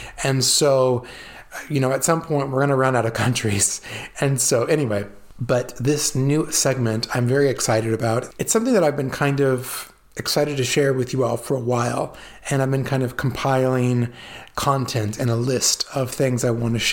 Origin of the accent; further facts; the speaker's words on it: California, United States; also born or lived in Italy; growing up in California, in a farming community